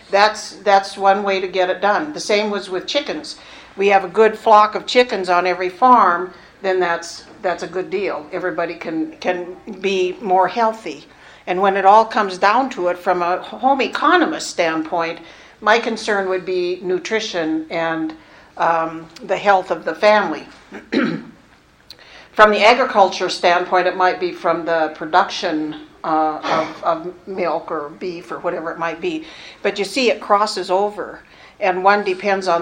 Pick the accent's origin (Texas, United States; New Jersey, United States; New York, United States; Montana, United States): Montana, United States; Cascade County; I grew up in Cascade County